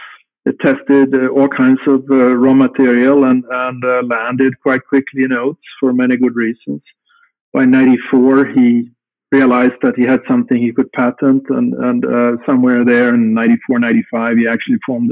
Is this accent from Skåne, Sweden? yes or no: no; Stockholm, Stockholm County, Sweden; moved away as an adult; also born or lived in Östersund, Sweden; now in Wilson, United States; from I was 3 years old, I grew up in Stockholm, which is the capital of Sweden today.